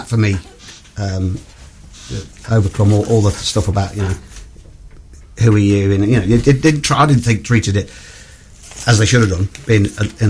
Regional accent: Leasingham, East Midlands, United Kingdom; I'm from Lessingham near Sleaford. I'm a Sleaford man.

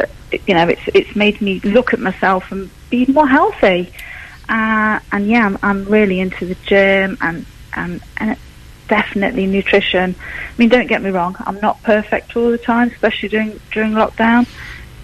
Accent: Newark, East Midlands, United Kingdom; I'm a Newark girl. I was born in Newark. I grew up in Newark

